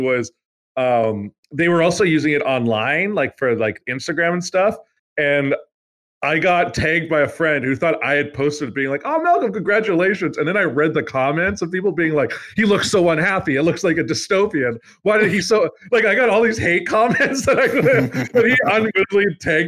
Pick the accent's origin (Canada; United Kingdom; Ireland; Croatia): Canada; as a Canadian, I'm not saying my family's history is good